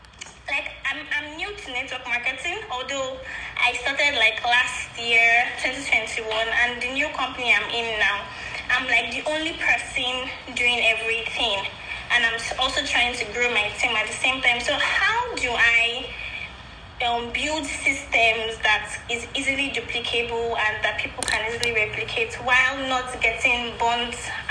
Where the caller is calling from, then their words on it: Nigeria; I'm calling from Nigeria. So it's about 3:45 a.m. over here.